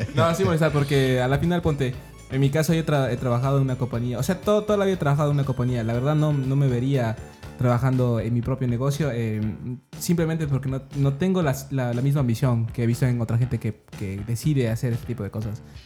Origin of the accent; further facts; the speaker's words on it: Ecuador; now in United States; yo crecí en Ecuador